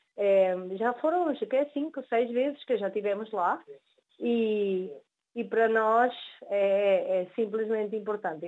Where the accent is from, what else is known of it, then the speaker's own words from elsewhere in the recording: Venezuela; nós nascemos na Venezuela, os nossos pais são portugueses e por ende nós somos os descendentes